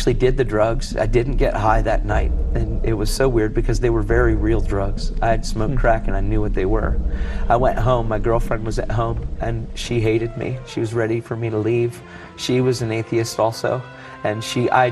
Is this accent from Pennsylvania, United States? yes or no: yes; Elizabethtown, Pennsylvania, United States; I grew up in the Masonic Homes in Elizabethtown